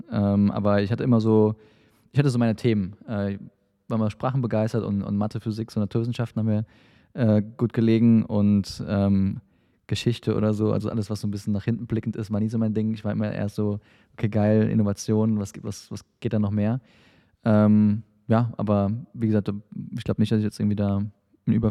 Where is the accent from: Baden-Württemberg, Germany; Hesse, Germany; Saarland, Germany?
Saarland, Germany; born there; also born or lived in England; now in Dresden, Germany; Äh, ich bin Saarländer gebürtig. Äh, ich habe dann in, äh, in Aachen studiert und ähm, wie gesagt ein paar Stationen im Ausland gehabt, Brasilien, Indien, ähm, England wo ich länger gelebt habe und bin dann ähm, quasi nach meinem Studium nach Dresden gezogen